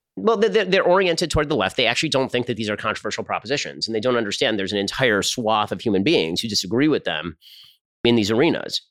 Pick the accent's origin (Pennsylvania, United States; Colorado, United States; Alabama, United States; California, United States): California, United States; Burbank; I grew up in Burbank, California